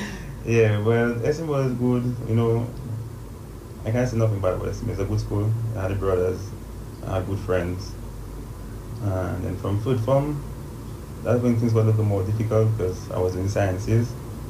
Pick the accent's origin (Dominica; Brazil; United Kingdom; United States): Dominica; Roseau; also born or lived in Goodwill, Dominica; originally I'm from Newton. I think I spent like the first 8 years of my life in Newton.